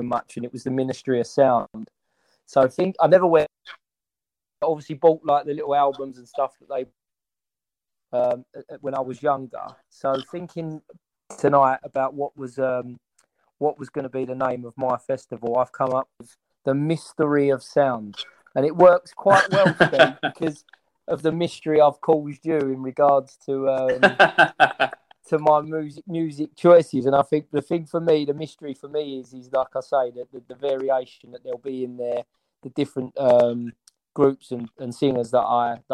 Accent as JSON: {"language": "English", "region": "London", "country": "United Kingdom", "tie": "born or raised there", "said": "I grew up in Walthamstow"}